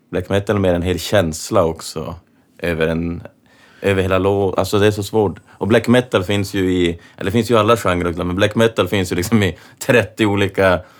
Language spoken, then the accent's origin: Swedish; Kiruna, Norrbotten County, Sweden; jag är från Kiruna